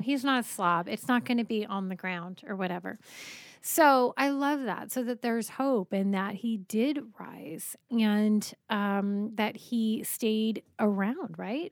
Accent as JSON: {"language": "English", "region": "Colorado", "country": "United States", "tie": "born or raised there", "moved": "yes", "lives_now": "California, United States", "said": "I grew up in Colorado"}